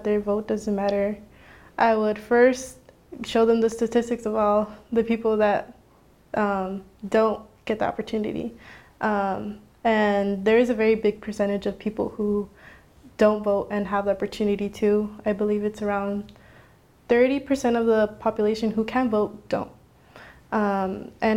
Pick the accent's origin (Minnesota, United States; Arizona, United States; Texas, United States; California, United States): Arizona, United States; Phoenix; I come from the West Phoenix area